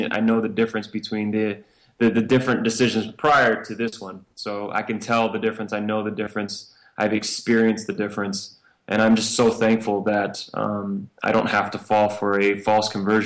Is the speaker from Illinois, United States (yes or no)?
yes; Chicago, Illinois, United States; moved away as an adult; now in Wyoming, United States; my background is I grew up in Chicago, Illinois. When I graduated from high school at 18, left to the Air Force